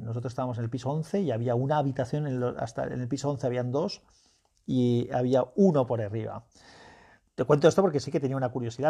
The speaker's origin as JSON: {"language": "Spanish", "region": "Valencian Community", "country": "Spain", "said": "un escultor valenciano de mi tierra"}